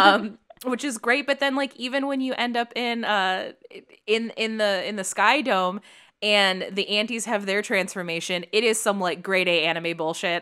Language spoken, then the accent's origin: English; Chicago, Illinois, United States; now in Los Angeles, United States; I grew up in Chicago